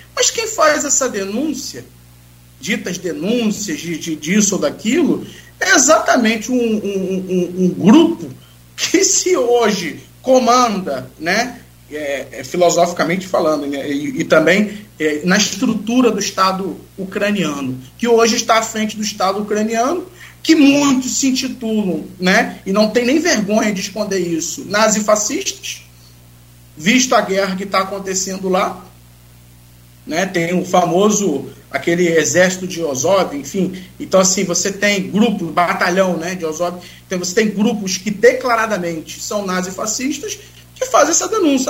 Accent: Brazil; Eu vou ficar no Brasil, porque eu sou brasileiro

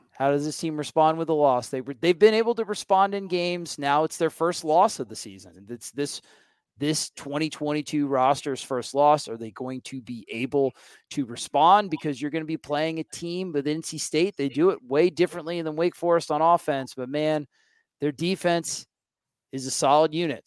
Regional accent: Florida, United States; I'm from Florida

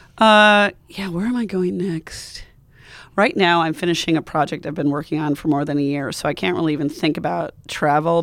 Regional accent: United States; also born or lived in Montana / Wyoming; I'm from Montana and Wyoming

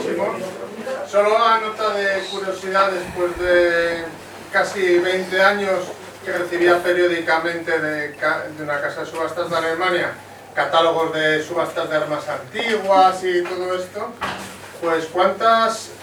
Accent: Canary Islands, Spain; yo soy canario

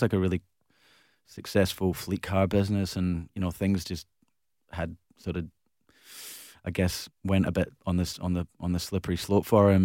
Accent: Glasgow, Scotland, United Kingdom; now in Perth, Australia; growing up in Glasgow

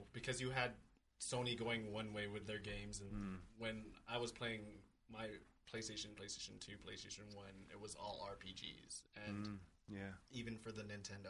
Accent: Vallejo, California, United States; I'm from Vallejo, California.

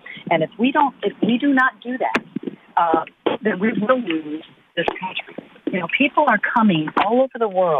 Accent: Venezuela; now in Florida, United States; I'm actually from Venezuela

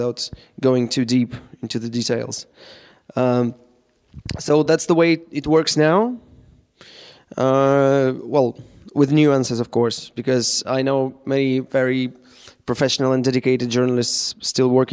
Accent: Moscow, Russia; I'm in Moscow right now, in my hometown

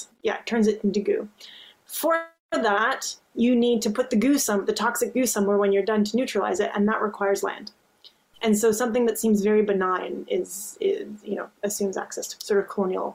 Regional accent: northern Alberta, Canada; also born or lived in Newfoundland, Canada; now in Newfoundland and Labrador, Canada; I'm originally from Treaty 6 territory in northern Alberta in Canada

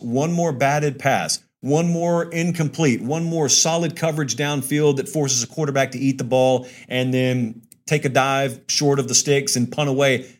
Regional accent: Columbus, Georgia, United States; I'm from Columbus. I'm like bordering Lee County

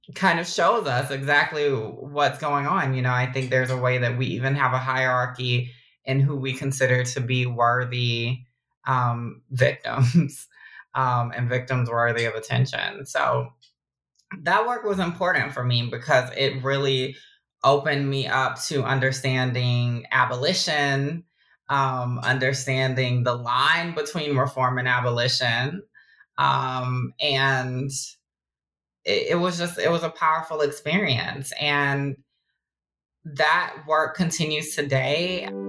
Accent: Augusta, Georgia, United States; also born or lived in Oakland, California; now in Brooklyn, New York, United States; a Southern girl through and through. I'm from Augusta, Georgia

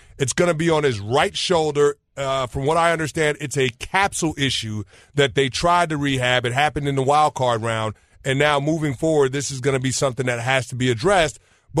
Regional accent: New York, United States; I'm from New York, but I'm getting married to a Chicago gal

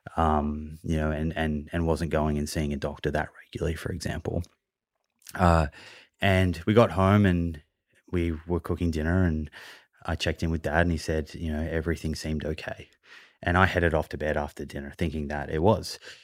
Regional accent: Melbourne, Victoria, Australia; now in Sydney, Australia; I, I grew up in Melbourne, and now I live in Sydney

